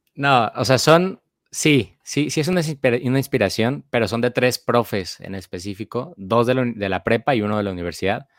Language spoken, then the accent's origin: Spanish; Guadalajara, Jalisco, Mexico; moved away as an adult; now in Monterrey, Mexico; soy de Guadalajara, Jalisco y actualmente pues radico en Monterrey, Nuevo León